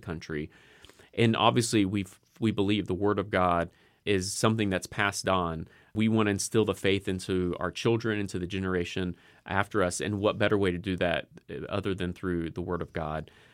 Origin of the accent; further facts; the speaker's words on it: United States; as an American